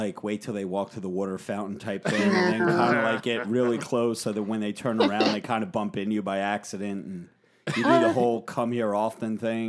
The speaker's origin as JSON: {"language": "English", "region": "New Jersey", "country": "United States", "said": "we're from Jersey."}